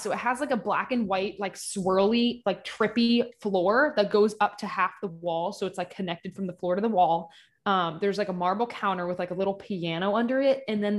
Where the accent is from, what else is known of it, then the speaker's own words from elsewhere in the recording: Kentucky, United States; And also I'm from Eastern Kentucky.